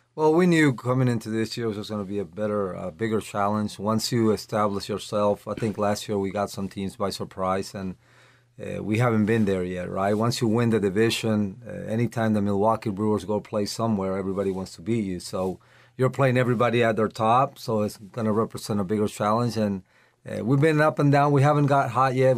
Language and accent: English; Caracas, Capital District, Venezuela; moved away as an adult; also born or lived in Lawrence, Kansas; now in Florida, United States; I grew up in, uh, Caracas, Venezuela, uh, born there